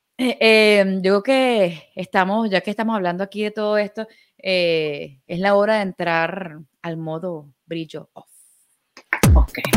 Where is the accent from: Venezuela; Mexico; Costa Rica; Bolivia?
Venezuela; Nosotros somos venezolanos